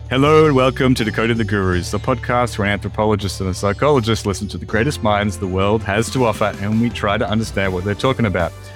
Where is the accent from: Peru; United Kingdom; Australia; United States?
Australia; in Australia too, like, uh, when I was at primary school